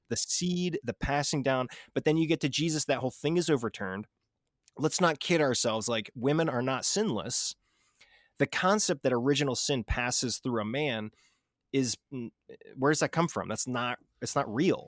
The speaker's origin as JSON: {"language": "English", "country": "United States", "said": "I'm obviously an American"}